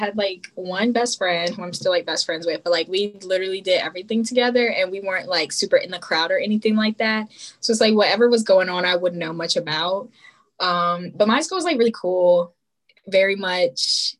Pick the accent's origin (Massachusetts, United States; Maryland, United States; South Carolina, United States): Maryland, United States; whenever I say I'm from Maryland, they're like, oh, Baltimore.